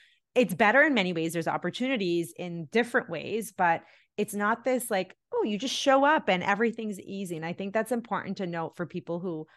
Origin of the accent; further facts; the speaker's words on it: Tamil Nadu, India; moved away; that life experience that I had growing up in India